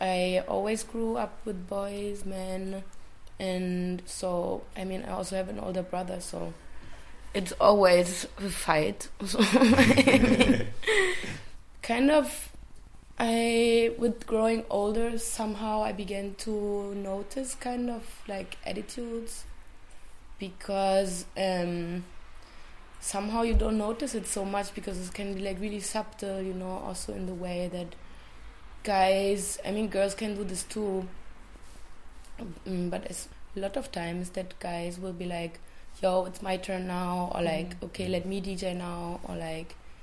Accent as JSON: {"language": "English", "region": "Berlin", "country": "Germany", "said": "from Berlin"}